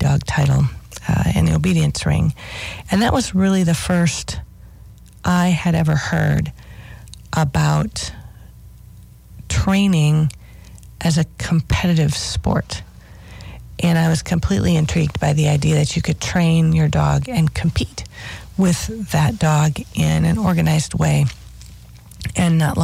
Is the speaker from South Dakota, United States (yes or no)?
yes; South Dakota, United States; my home on the prairie in South Dakota.